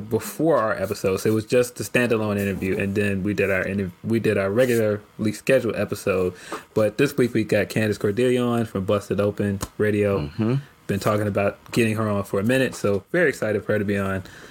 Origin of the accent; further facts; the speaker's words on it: Chicago, Illinois, United States; my hometown